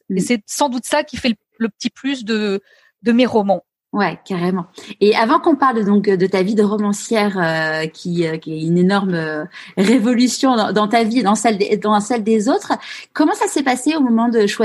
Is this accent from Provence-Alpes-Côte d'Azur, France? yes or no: no; Paris, Île-de-France, France; also born or lived in Leeds, England; moi, je suis née à Paris, dans le 12e